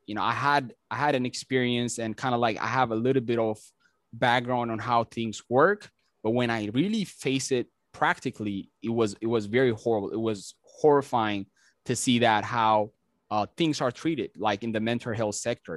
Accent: Ethiopia; English is a second language; moved away as an adult; now in United States; I'm originally from Ethiopia

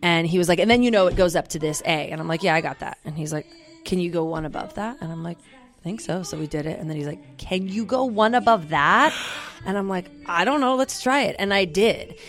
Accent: Olympia, Washington, United States; I'm from Olympia.

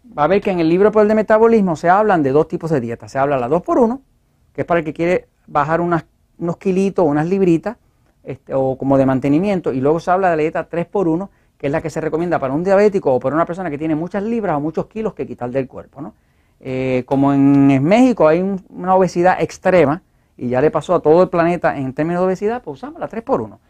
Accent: Puerto Rico; nosotros acá en Puerto Rico

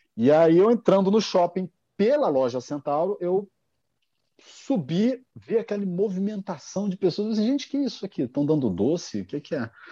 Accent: Rio de Janeiro, Brazil; sou aqui do Rio de Janeiro

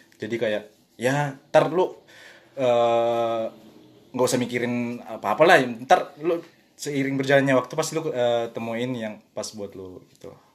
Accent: South Sulawesi, Indonesia; now in France; gua ini da-, dari daerah Sulawesi

